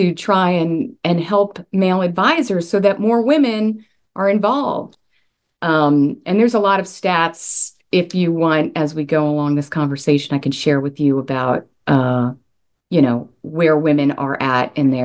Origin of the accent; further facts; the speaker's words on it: Long Island, New York, United States; now in Charleston, United States; I am originally from Long Island, New York, where we have much colder winters